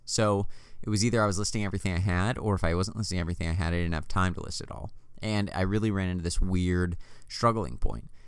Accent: United States; born and raised in the United, United States of America

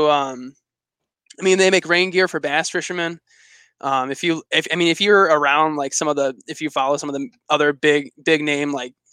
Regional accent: Michigan, United States; So I lived right on the border with Canada, in a town called Sault Ste. Marie.

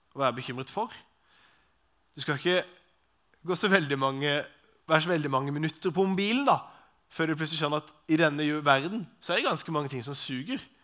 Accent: Arendal, Agder, Norway; Personlig kommer jeg fra Arendal, så det er jo litt sånn uh, Arendal-gubben

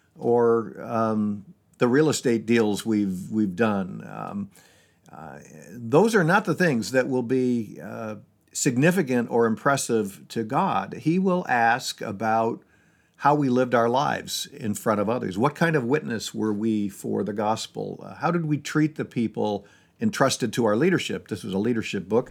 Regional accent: Syracuse, New York, United States; moved away as an adult; now in Seattle, United States; I grew up in Syracuse, New York

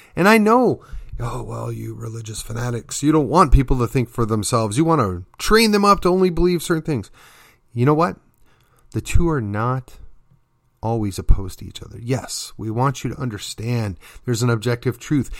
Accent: McKinney, Texas, United States; my hometown of McKinney, then in my county, Collin County, and then ultimately the state of Texas

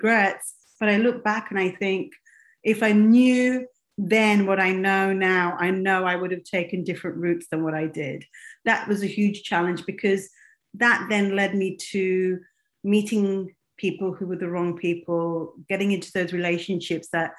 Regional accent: England, United Kingdom; moved away as an adult; also born or lived in Kenya / Dubai / America; now in United States; I was raised in England. I was born in Kenya, but raised in as a South Asian girl, I'm Indian.

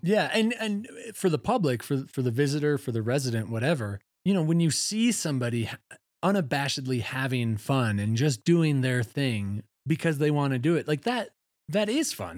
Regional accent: Wisconsin, United States; also born or lived in Chicago Northwest suburbs; now in Steamboat Springs, United States; I'm from Wisconsin

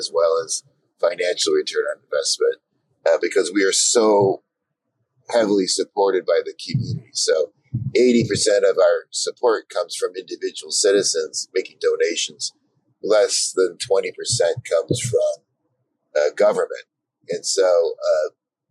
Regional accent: Detroit, Michigan, United States; moved away; my hometown of Detroit

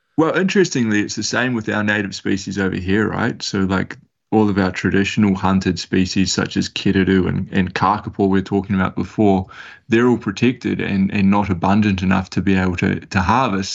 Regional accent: Gisborne, New Zealand; I'm from Gisborne, uh, the Te Tairawhiti on the east coast of the North Island.

